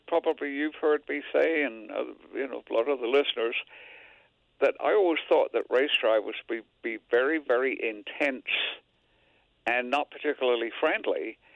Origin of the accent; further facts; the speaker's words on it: England, United Kingdom; now in United States; I came from England, for heaven's sake.